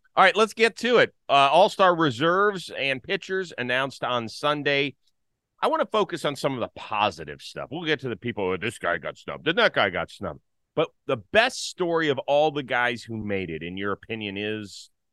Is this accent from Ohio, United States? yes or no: yes; Cleveland, Ohio, United States; I grew up in Cleveland, Ohio